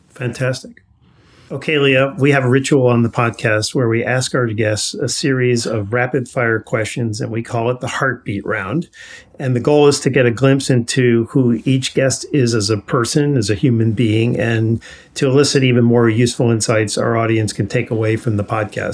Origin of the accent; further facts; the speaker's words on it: New York, United States; I grew up in New York.